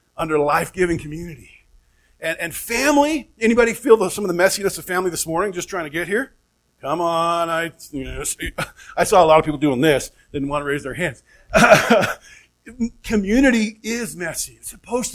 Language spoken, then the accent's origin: English; Oregon, United States; moved away as an adult; also born or lived in Phoenix, Arizona; now in Flagstaff, United States; family up in Oregon, both born and raised